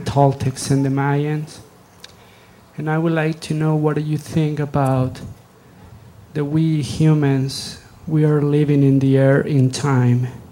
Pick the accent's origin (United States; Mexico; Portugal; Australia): Mexico; I'm from Mexico.